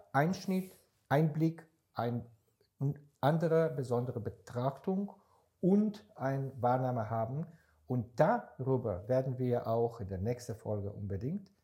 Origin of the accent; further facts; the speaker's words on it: Israel; now in Germany; Ich bin seit Ende 94, 95 in Deutschland, komme ich ursprünglich aus Israel